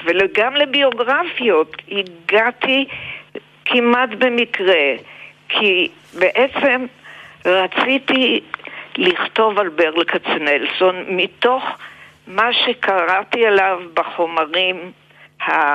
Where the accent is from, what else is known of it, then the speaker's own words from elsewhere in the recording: Israel; accent: typical Israeli; also born or lived in Poland; היה לי מבטא ישראלי טיפוסי. נראיתי מאוד ישראלית, נשמעתי ישראלית, העברית שלי הייתה מעולה